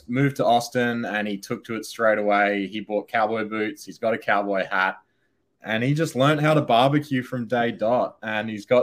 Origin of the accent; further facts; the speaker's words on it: Australia; I'm over from Australia, where our headquarters are